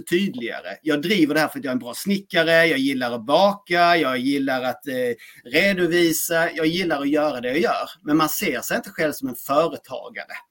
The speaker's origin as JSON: {"language": "Swedish", "region": "Skåne", "country": "Sweden", "tie": "born or raised there", "accent": "Skåne dialect (skånska)", "moved": "yes", "lives_now": "Växjö, Sweden", "said": "jag är en man bosatt i Växjö. Eh, uppburen från Skåne egentligen och där har min skånska dialekt som är relativt tydlig"}